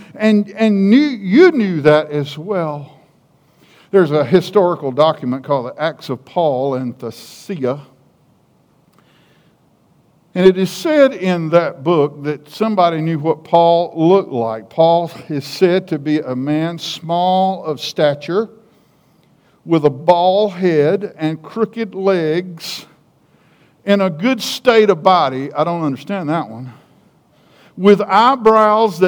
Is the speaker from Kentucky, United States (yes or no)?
no; South Carolina, United States; accent: hick; I'm from South Carolina, why, we from down nine South Carolina